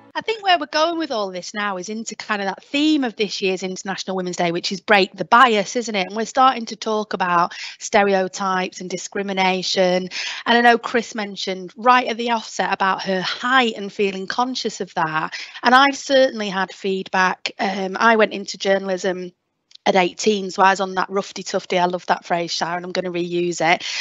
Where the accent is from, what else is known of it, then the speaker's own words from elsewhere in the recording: Lancashire, North West England, United Kingdom; accent: Lancashire; I can just go full belt Lancashire accent.